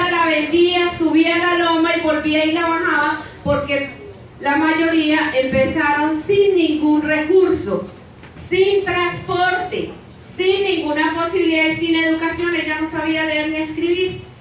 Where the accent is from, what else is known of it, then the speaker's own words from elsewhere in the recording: Bogotá, Colombia; cada vez que decimos que somos de Ciudad Bolívar todo el mundo esconde las carteras